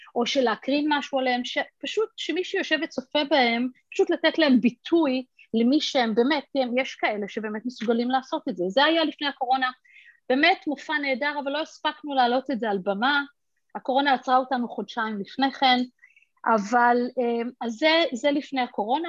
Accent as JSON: {"language": "Hebrew", "country": "Israel", "tie": "born or raised there", "moved": "yes", "lives_now": "United States", "said": "גדלתי בישראל, וגרתי רוב, חצי מחיי בישראל"}